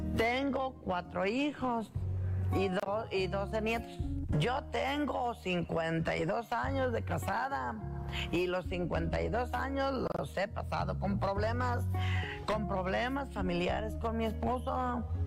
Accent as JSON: {"language": "Spanish", "town": "Zurumbeneo", "region": "Michoacán", "country": "Mexico", "said": "Soy de Surumbeneo"}